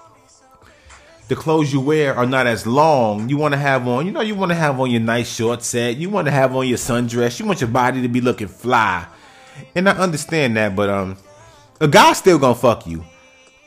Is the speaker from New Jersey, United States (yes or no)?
no; New York City, New York, United States; I'm from New York City, so I might talk about things that happen in, like, my city, which is the Bronx